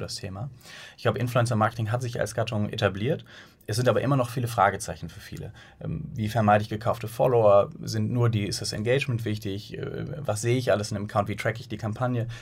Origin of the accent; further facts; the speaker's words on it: Bonn, North Rhine-Westphalia, Germany; moved away as an adult; now in Hamburg, Germany; Wir sind eigentlich geboren in Bonn und äh, sind dann mit der Zeit nach Hamburg gezogen, nach dem Studium